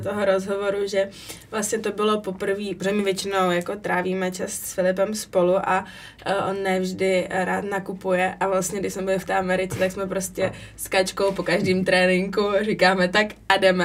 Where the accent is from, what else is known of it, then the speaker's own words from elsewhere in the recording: Brno, South Moravian Region, Czechia; now in Italy; u nás v Brně uh, na té hale za Lužánkama